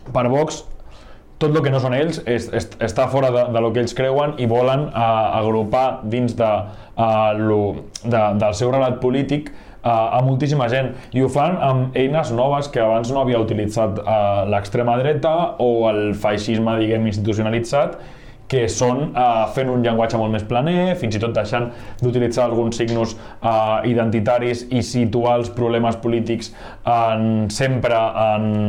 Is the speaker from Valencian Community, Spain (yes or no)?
no; Barcelonès Nord, Catalonia, Spain; la gent que som del Barcelonès Nord, Badalona, Sant Adrià, Santa Coloma